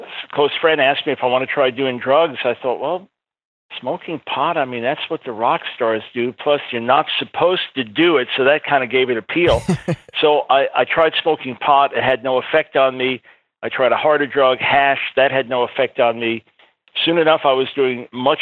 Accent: Long Island, New York, United States; I was born in New York City, raised on Long Island in a nominal Jewish home

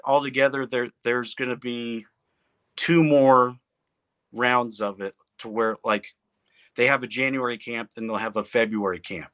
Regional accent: Midwest, United States; growing up in the Midwest, I, everyone around here plays baseball

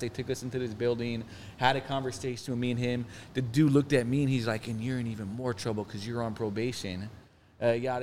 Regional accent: Phoenix, Arizona, United States; also born or lived in Mesa; I'm from Phoenix

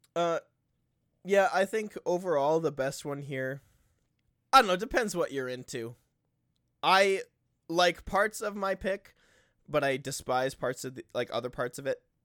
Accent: United States; I'm an American.

